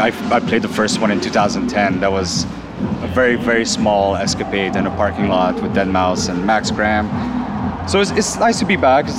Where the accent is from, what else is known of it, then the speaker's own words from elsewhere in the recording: Ottawa, Ontario, Canada; It's my hometown